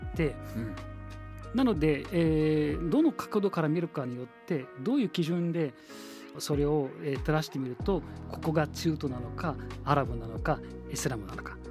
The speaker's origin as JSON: {"language": "Japanese", "country": "Egypt", "tie": "born or raised there", "second_language": "Japanese", "moved": "yes", "lives_now": "Japan", "said": "エジプト出身です"}